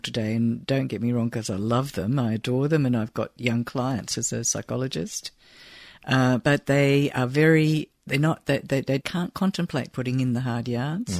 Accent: Falkirk, Scotland, United Kingdom; I was born there and I lived, I grew up with my grandparents in a little sort of suburb called West Quarter

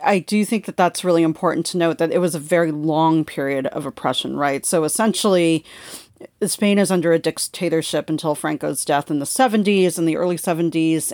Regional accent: California, United States; growing up in California

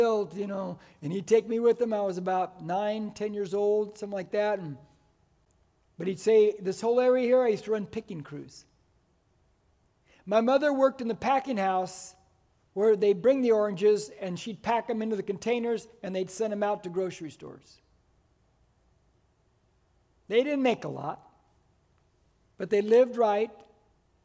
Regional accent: United States; I am first and foremost, I'm an American

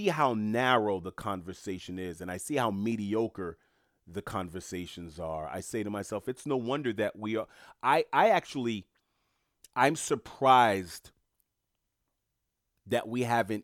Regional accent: New York City, New York, United States; I'm from New York City

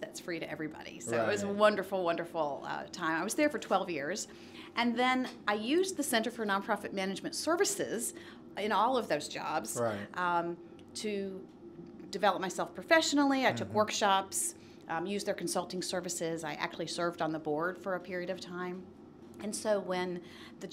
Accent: Nashville, Tennessee, United States; I grew up here in Nashville and went to Hillsborough High School

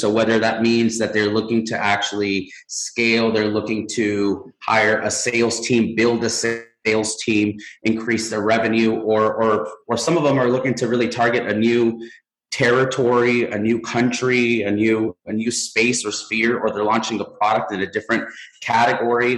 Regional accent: Mexico; now in United States; I'm from Mexico

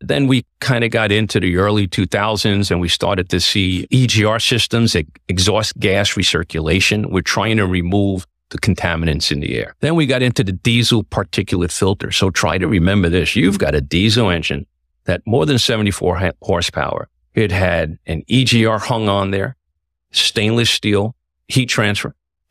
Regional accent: New York City, New York, United States; Bronx, born and raised.

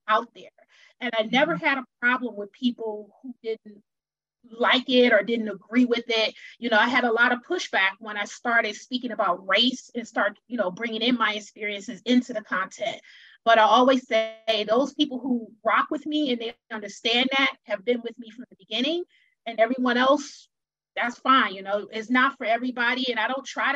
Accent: Wisconsin, United States; I'm originally from Wisconsin

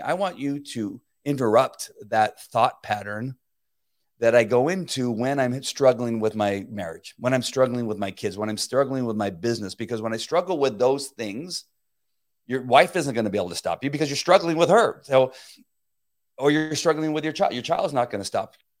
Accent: La Mirada, California, United States; I grew up in La Mirada, California. So I'm a native Californian

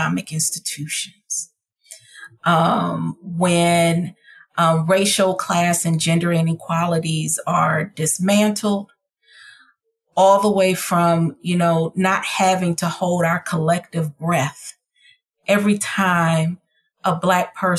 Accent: Atlanta, Georgia, United States; also born or lived in Detroit, Michigan / Texas; I grew up between families in Atlanta, Georgia and Detroit, Michigan

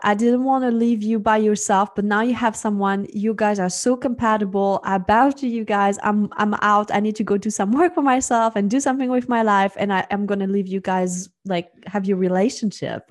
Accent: Switzerland; moved away; I am originally from Switzerland. Um, so that's where I grew up.

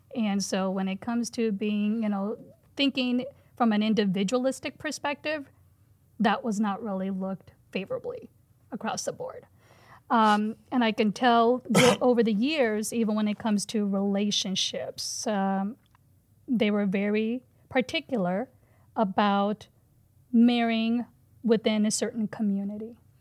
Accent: United States; I'm a Hindu, but I didn't talk about my religion growing up in the Quad Cities

